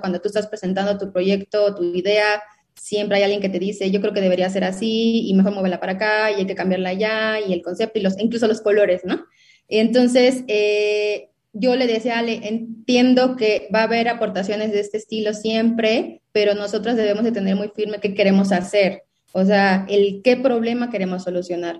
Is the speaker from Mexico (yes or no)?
yes; southern Mexico, Mexico; yo soy em, obviamente mexicana, soy del sur de México